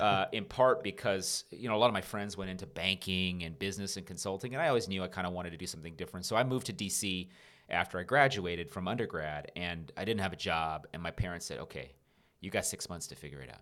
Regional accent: Rowland Heights, California, United States; also born or lived in North Carolina; I grew up in Rolling Heights, which is a suburb not far from where we're recording this right now

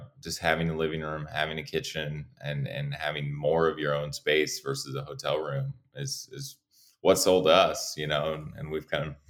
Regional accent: Iowa, United States; moved away as an adult; also born or lived in San Diego, California; I grew up in Iowa

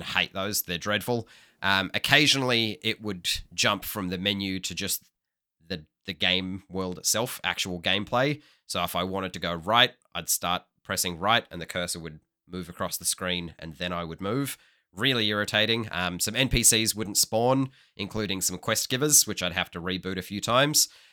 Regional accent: Hobart, Tasmania, Australia; born or raised there

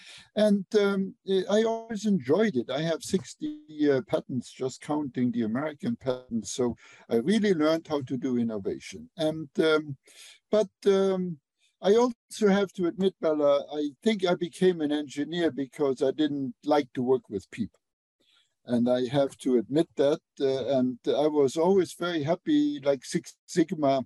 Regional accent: Luxembourg; English is a second language; moved away as an adult; also born or lived in Germany; now in United States; I did not grow up speaking English. I grew up in Europe, in Luxembourg.

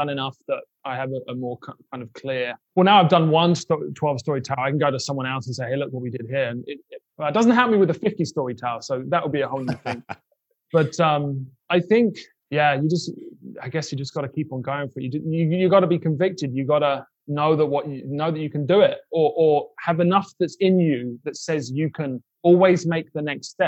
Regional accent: United Kingdom; also born or lived in Brooklyn; now in Kansas City, United States; I grew up in Section 8 housing in the UK

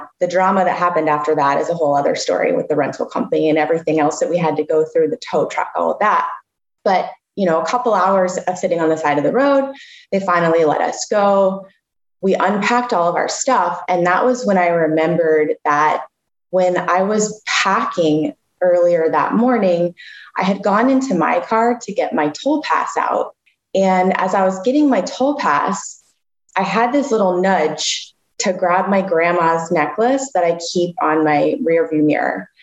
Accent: Florida, United States; I'm from Florida

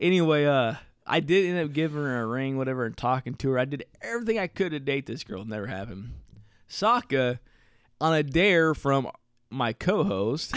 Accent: Southern Indiana, United States; growing up in Southern Indiana

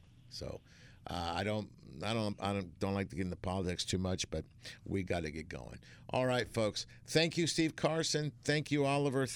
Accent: Argentina; now in United States; I'm an immigrant. I was born in Argentina.

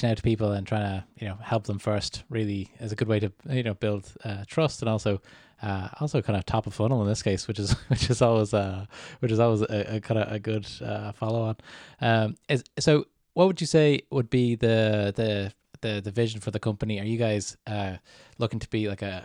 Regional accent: Ireland; growing up in Ireland

